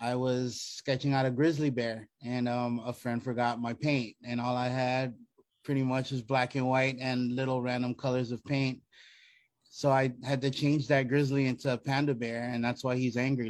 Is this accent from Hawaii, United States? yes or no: yes; Hawaii, United States; I'm a multimedia artist out of Honolulu, Hawaii. I was born in Hawaii